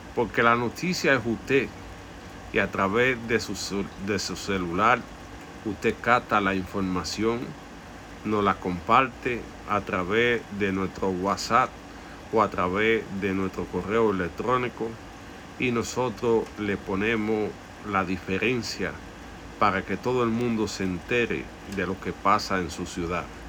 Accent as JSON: {"language": "Spanish", "country": "Dominican Republic", "said": "es nuestra tierra por eso debemos defender el derecho a vivir como dominicanos"}